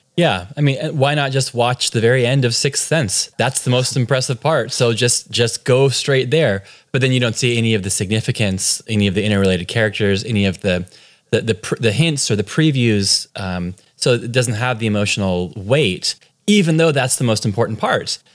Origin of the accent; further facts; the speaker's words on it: California, United States; accent: from California; moved away as an adult; now in Cork, Ireland; So I'm born and raised in California.